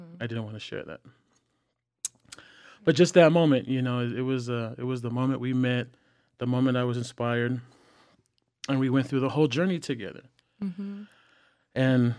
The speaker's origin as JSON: {"language": "English", "region": "California", "country": "United States", "lives_now": "Los Angeles, United States", "said": "because we're from the Bay and mm-hmm. we was in LA."}